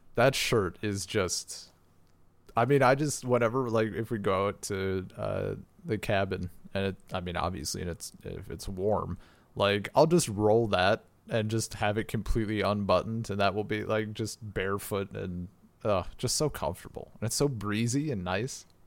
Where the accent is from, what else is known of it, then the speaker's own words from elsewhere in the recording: United States; I'm American